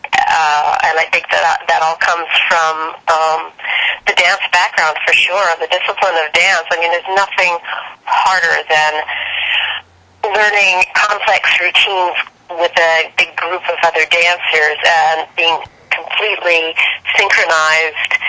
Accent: Canada; moved away as an adult; also born or lived in London, England / Los Angeles; I grew up in Canada

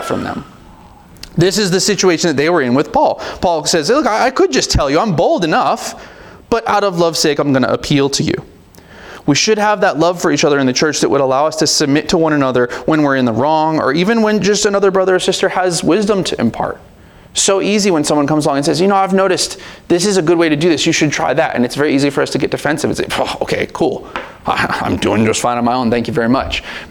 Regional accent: United States; we're American, and we don't really like people telling us what to do around here

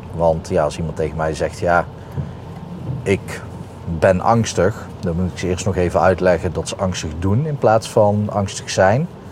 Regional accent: Breda, North Brabant, Netherlands; accent: soft G from Breda

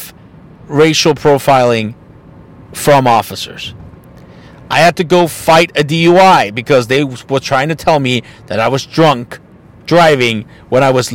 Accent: Mexico; moved away; I'm from Mexico, knowing that I have a Mexican name, even though I look Caucasian

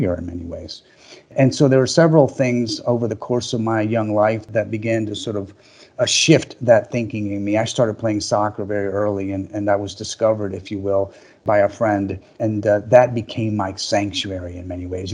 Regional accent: Managua, Nicaragua; moved away; I was born in Managua, Nicaragua.

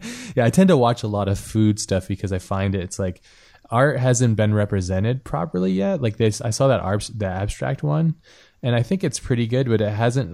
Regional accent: Hawaii, United States; I grew up in Hawaii

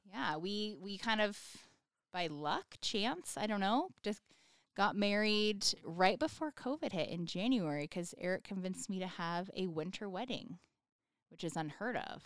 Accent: Sparks, Nevada, United States; I'm from Sparks, Nevada

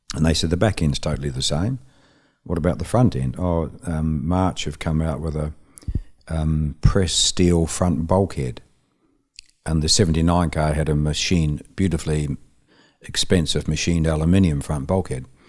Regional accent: Dunedin, Otago, New Zealand; moved away as an adult; also born or lived in Auckland, New Zealand; now in United Kingdom; move to Auckland from my hometown Dunedin

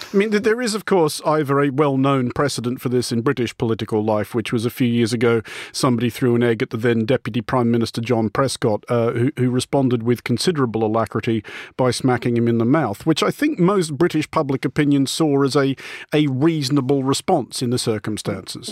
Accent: Australia; moved away; my home country of Australia

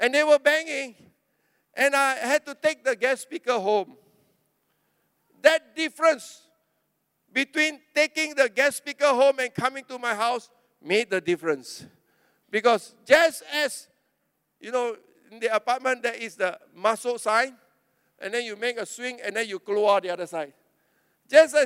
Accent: Klang, Selangor, Malaysia; I was from Klang.

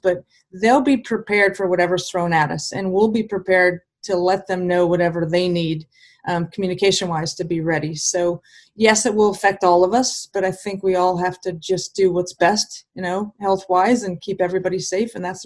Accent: Southern California, United States; moved away; I grew up in Southern California and I grew up playing the sport

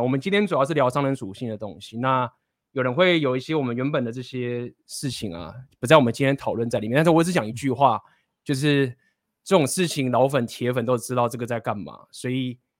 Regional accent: Taiwan; 我们都土生， 土生土长的这个台湾人

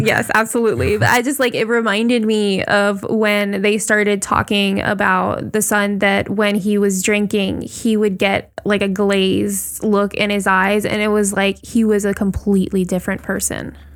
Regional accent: Puerto Rico; growing up in Puerto Rico the way that we did

